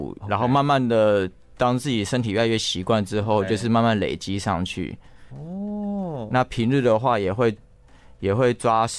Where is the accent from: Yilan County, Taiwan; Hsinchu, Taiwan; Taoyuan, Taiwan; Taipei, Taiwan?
Taipei, Taiwan; moved away as an adult; now in Taichung, Taiwan; 其实我是台北人。